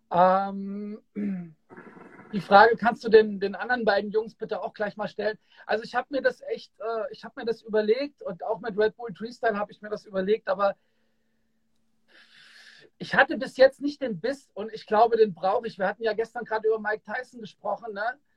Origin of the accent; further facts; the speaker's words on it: Kassel, Hesse, Germany; Und die waren damals auch bei uns in Kassel im World, wo ich groß geworden bin, hatten die einen Auftritt.